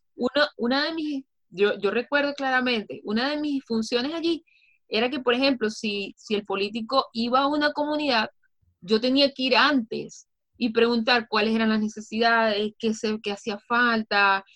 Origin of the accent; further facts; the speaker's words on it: Venezuela; soy venezolana, orgullosamente venezolana